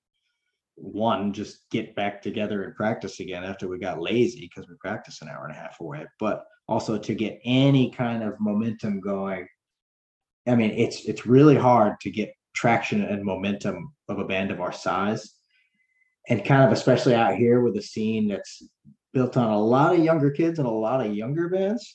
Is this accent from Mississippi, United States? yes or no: no; South Carolina, United States; we're from South Carolina